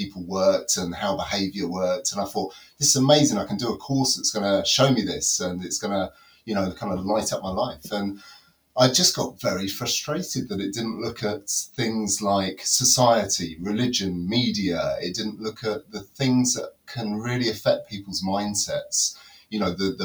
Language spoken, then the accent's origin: English; London, United Kingdom; also born or lived in Reading / Nottinghamshire; now in Derbyshire, United Kingdom; I was originally grew up in the top of London